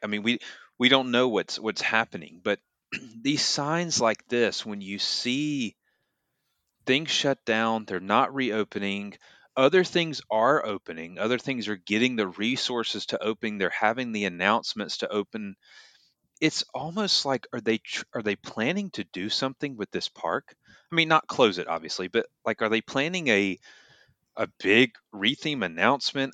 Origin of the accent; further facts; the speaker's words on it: Atlanta, Georgia, United States; when I used to go to Six Flags growing up in Atlanta